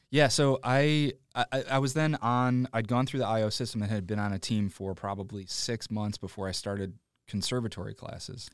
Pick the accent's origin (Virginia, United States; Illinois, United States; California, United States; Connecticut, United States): Illinois, United States; Joliet; I grew up in Joliet, which is past the suburbs, about ninety minutes southwest